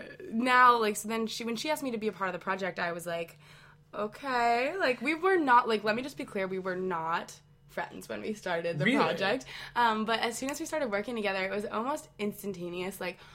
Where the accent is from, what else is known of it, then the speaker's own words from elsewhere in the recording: Connecticut, United States; moved away as an adult; I'm from Connecticut